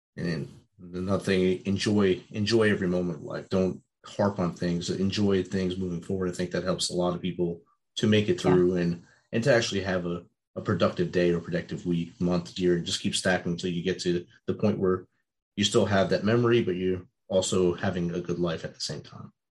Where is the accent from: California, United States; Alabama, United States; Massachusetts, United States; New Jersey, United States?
New Jersey, United States; I grew up in New Jersey and got kicked out of the Jersey Shore many times as a youth